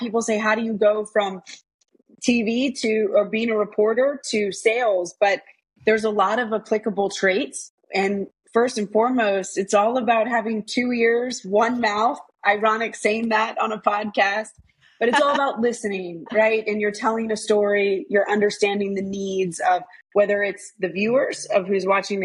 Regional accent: Washington, District of Columbia, United States; also born or lived in Boston, Massachusetts / Alabama; we grew up in the Washington, D.C. area

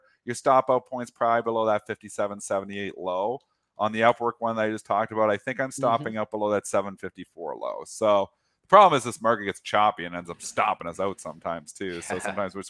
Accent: Canada; I'm Canadian.

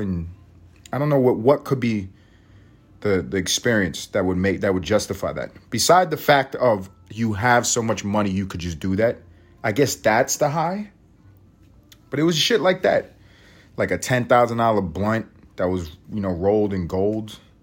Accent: United States; we're all American

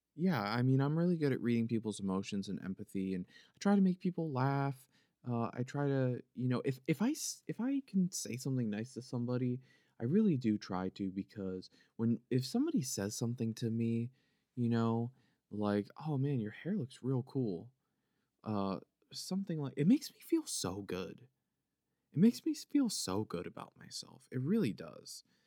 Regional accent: Philadelphia, Pennsylvania, United States; accent: Philly; It's my Philadelphia accent, it's my Philly accent

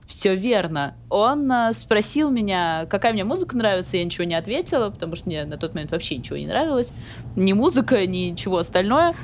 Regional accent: Samara, Samara Oblast, Russia; moved away; я из Самары

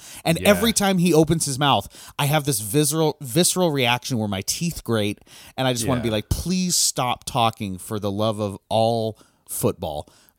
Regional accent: Wisconsin, United States; I'm from Wisconsin. Now, granted, I was from like the city in Wisconsin.

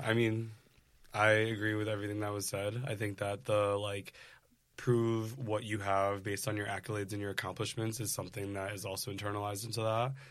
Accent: Rochester, New York, United States; now in New York City, United States; I grew up in Rochester, New York, so upstate

